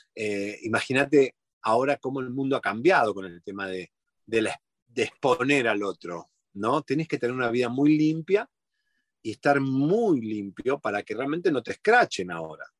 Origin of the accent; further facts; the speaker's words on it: Argentina; moved away as an adult; now in Miami, United States; soy argentino